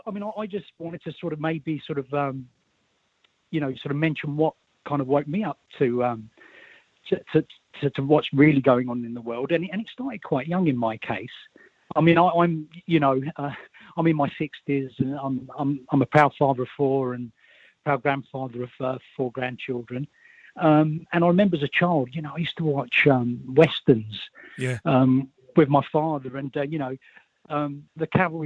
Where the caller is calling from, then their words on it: Milton Keynes, South East England, United Kingdom; I'm calling from Milton Keynes in Buckinghamshire